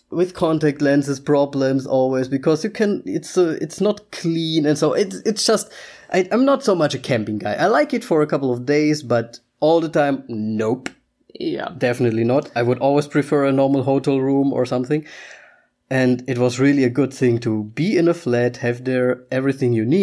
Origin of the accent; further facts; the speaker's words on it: Austria; English is a second language; I mean, we can we come from Austria. That would be something completely else. I would be happy, like yay Austria.